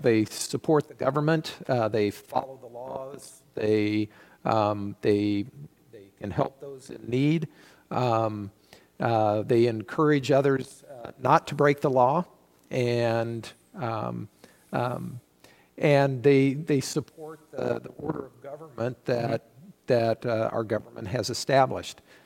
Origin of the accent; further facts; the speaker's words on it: United States; we as American citizens